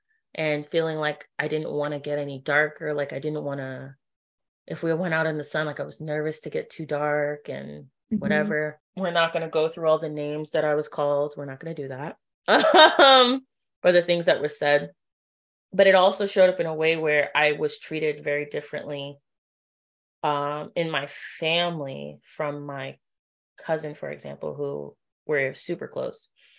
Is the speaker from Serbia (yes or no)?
no; Trinidad & Tobago; oh yeah, I'm also Trini, especially because people face value don't assume that I'm Trinidadian at all